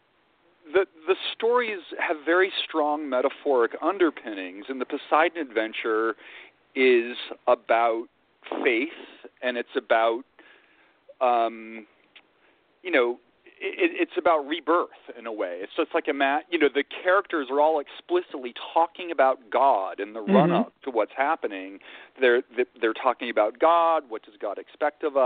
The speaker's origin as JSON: {"language": "English", "region": "Virginia", "country": "United States", "tie": "born or raised there", "also_born_or_lived": "New York", "moved": "as an adult", "said": "I grew up in Virginia."}